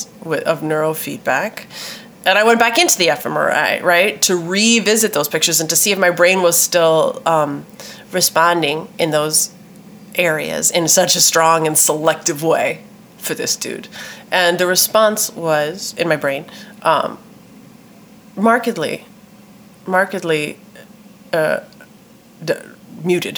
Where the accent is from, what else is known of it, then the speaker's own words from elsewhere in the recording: Minneapolis, Minnesota, United States; my home state and my hometown of Minneapolis.